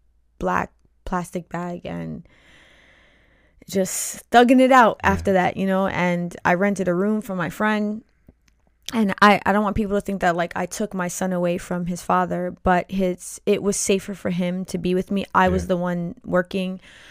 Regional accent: New York, United States; now in New Jersey, United States; previous to our second child, I moved to New Jersey. We're originally from New York.

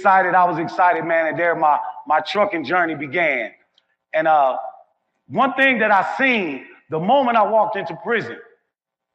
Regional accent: Milwaukee, Wisconsin, United States; now in Memphis, United States; I have a couple of box trucks running in my hometown of Milwaukee, Wisconsin, and I have a couple running in my new home, Memphis, Tennessee.

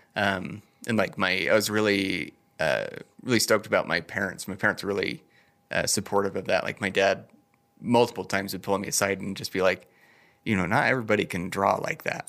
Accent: Idaho Falls, Idaho, United States; also born or lived in Bellevue, Washington / Denmark; I've been here my whole life

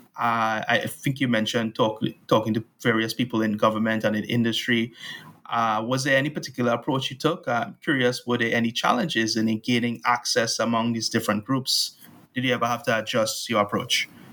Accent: Trinidad & Tobago; born or raised there

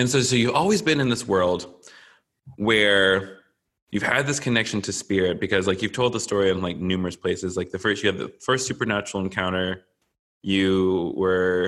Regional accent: the South, United States; I grew up evangelical in the South in America.

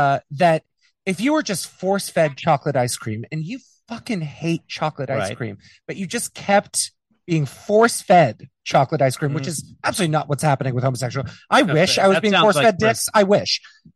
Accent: Boston, Massachusetts, United States; I'm from Boston, kinda, by the way.

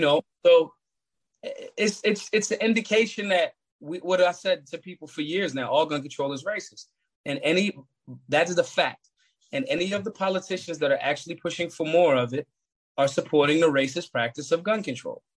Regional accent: Philadelphia, Pennsylvania, United States; I grew up in North Philadelphia.

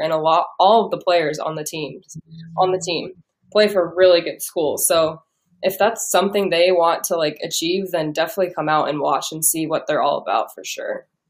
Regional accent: Omaha, Nebraska, United States; I'm from Omaha

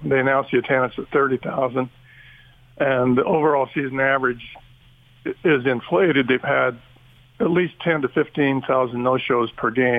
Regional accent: Utah, United States; also born or lived in Oregon; now in Tucson, United States; I grew up in Utah

